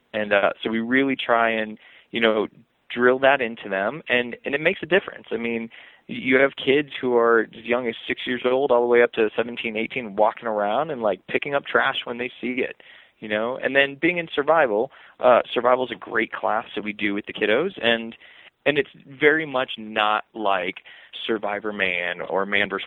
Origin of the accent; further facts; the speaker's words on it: Los Angeles, California, United States; also born or lived in Pennsylvania; I was born in Los Angeles so the concrete jungle out there